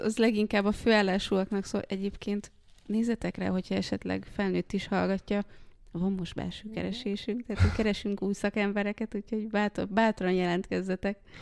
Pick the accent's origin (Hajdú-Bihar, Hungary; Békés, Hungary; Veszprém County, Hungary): Békés, Hungary; now in Budapest, Hungary; én nem budapesti vagyok, én Békés megyei